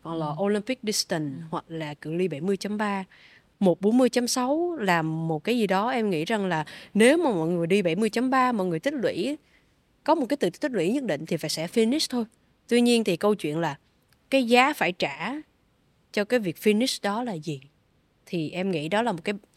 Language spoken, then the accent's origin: Vietnamese; Vietnam; em cũng là người Việt Nam đầu tiên